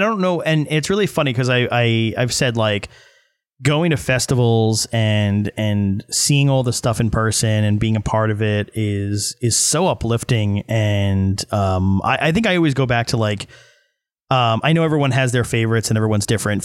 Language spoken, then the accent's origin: English; New York, United States; I'm from New York my whole life